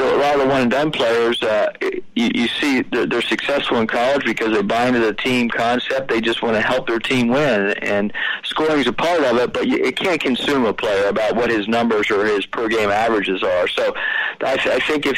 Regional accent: Pennsylvania, United States; now in California, United States; I'm from Pennsylvania

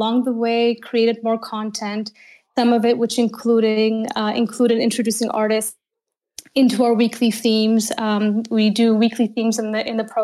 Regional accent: Canada; moved away as an adult; now in Berlin, Germany; I'm a Canadian in Berlin, and I've been here for 11 years

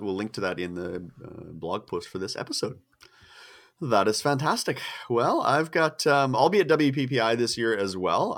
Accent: Canada; I'm a, I'm a s, a poor starving Canadian

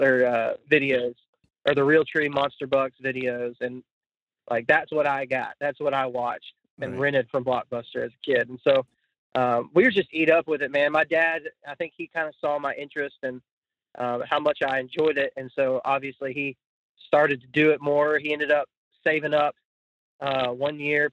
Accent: Midland-Odessa area, West Texas, United States; I grew up in West Texas, which is uh, in Midland, Odessa area

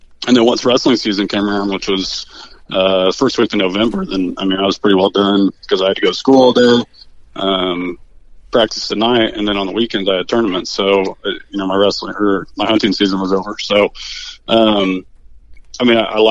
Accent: Mattoon, Illinois, United States; grew up here, born and raised in Mattoon

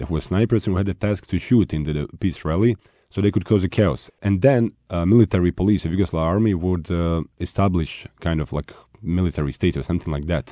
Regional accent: Sarajevo, Federation of Bosnia and Herzegovina, Bosnia & Herzegovina; When I was growing up in Sarajevo

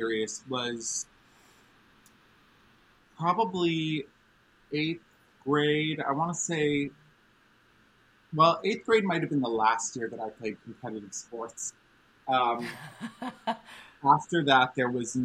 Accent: New York City, New York, United States; growing up in New York City.

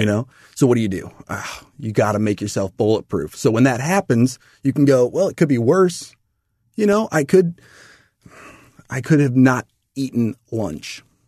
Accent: O'Fallon, Missouri, United States; I grew up in Missouri. Mm-hmm. Little town of Fallon

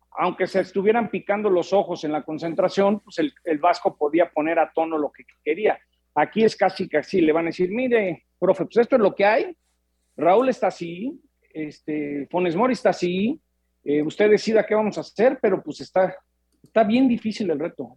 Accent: Mexico; soy mexicano

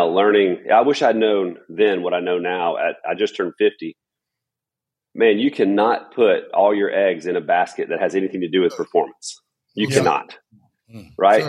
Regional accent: Florence, Alabama, United States; also born or lived in Huntsville, Alabama; I was born in Huntsville, Alabama, and my family moved over to Florence, Alabama when I was about five.

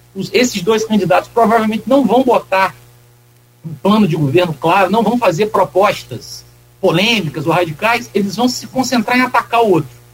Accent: Campos dos Goytacazes, Rio de Janeiro, Brazil; also born or lived in Minas Gerais; eu nasci em Minas, mas eu morei em Campos a maior parte da vida. Então, pode, pode dizer que eu sou um campista adotado

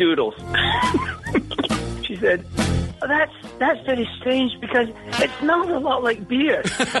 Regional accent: Scotland, United Kingdom; My mom was Scottish. Yeah, I'm from Scotland originally.

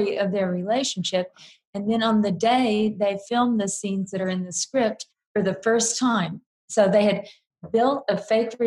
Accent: South Texas, United States; moved away; I grew up in South Texas

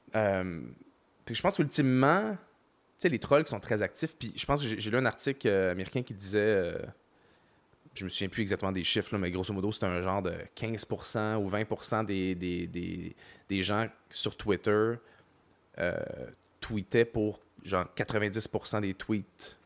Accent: Montreal, Quebec, Canada; J'ai grandi à Montréal

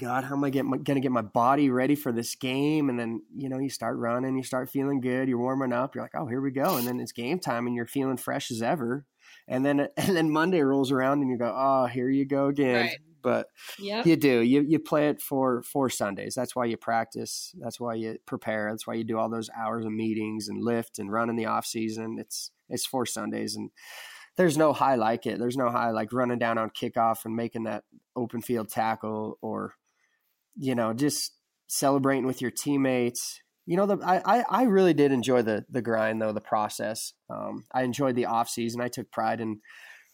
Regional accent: Butte, Montana, United States; also born or lived in Philadelphia, Pennsylvania

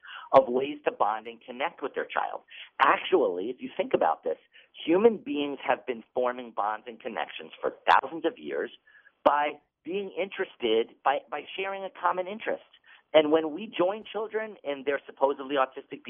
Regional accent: Massachusetts, United States; my home state of Massachusetts

